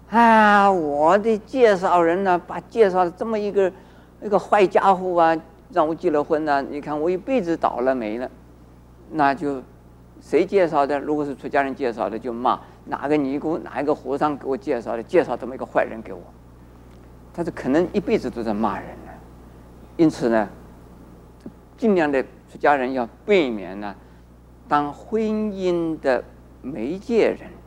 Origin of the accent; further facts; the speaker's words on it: China; 而我们中国人呢，古礼本身本来也很好，可是后来就变成了繁文縟节，